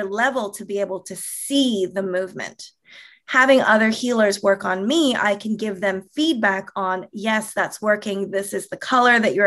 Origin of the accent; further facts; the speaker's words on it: Toronto, Ontario, Canada; also born or lived in California, United States; now in Southern California, United States; born and raised in Toronto. I'm a Canadian here living in Southern California right now